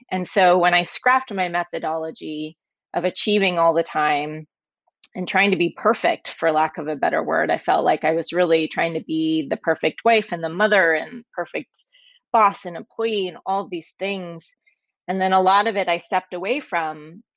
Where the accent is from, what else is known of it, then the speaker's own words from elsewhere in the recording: Oklahoma, United States; I grew up in Oklahoma